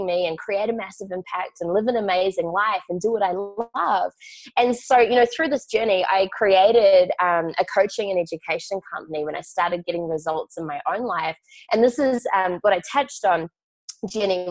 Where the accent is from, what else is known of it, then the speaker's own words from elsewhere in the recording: Auckland, New Zealand; I grew up in Auckland, New Zealand